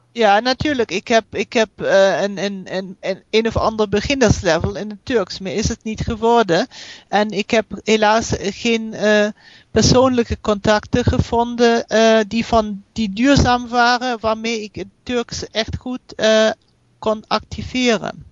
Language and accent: Dutch; Germany; accent: German; Dutch is a second language; also born or lived in United States; je merkt wel dat ik uit Duitsland kom.